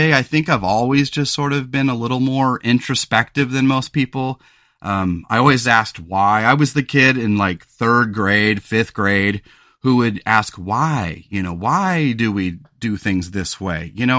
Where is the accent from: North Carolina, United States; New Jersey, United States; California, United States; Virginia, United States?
California, United States; also born or lived in Los Angeles; And so I grew up on the Central Coast of California. We had lived in LA when I was a small boy.